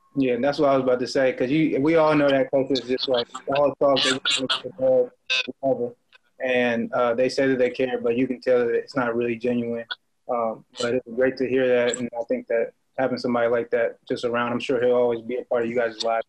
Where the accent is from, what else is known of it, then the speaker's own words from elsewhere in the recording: Oakland, California, United States; coming from the Bay Area, like I'm from Oakland